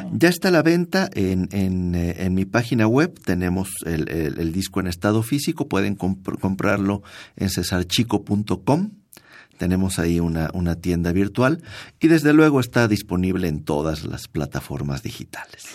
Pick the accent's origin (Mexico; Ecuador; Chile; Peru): Mexico; Mérida, Yucatán; moved away; en mi tierra, en Yucatán, en Mérida